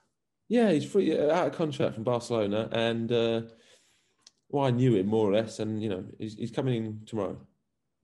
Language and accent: English; England, United Kingdom; now in Belgium; we're both ginger, we're both English, and we're both football coaches in First Division Belgium